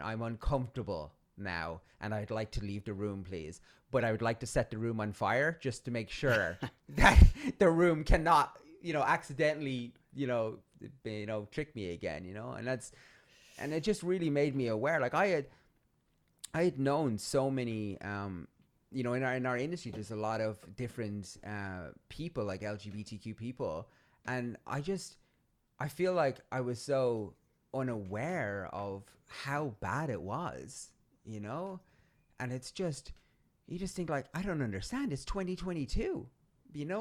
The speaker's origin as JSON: {"language": "English", "country": "Ireland", "said": "I'm Irish"}